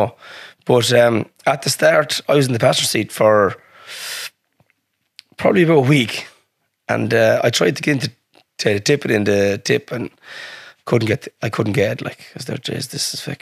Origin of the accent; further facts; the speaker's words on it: Ireland; accent: thick Irish; also born or lived in Australia; my thick Irish accent